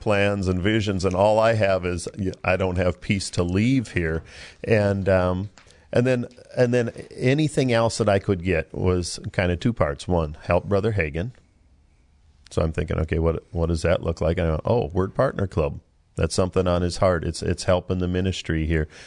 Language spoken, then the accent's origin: English; Minnesota, United States; moved away; I'm from Minnesota